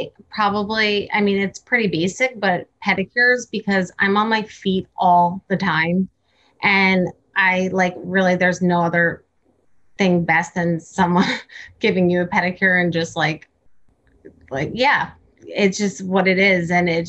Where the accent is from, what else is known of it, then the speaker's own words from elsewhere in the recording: Cranford, New Jersey, United States; I grew up in Cranford. Oh. Which is New Jersey as well.